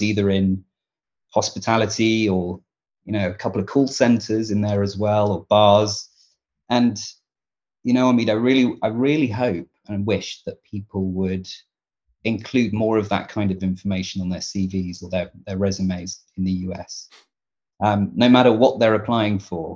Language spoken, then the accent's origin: English; Devon, South West England, United Kingdom; I am a Devon guy. I grew up in Devon in the southwest of England.